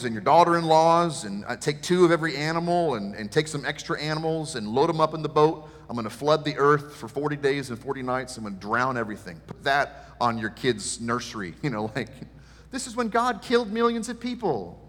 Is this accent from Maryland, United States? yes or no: yes; Maryland, United States; moved away; I'm from Maryland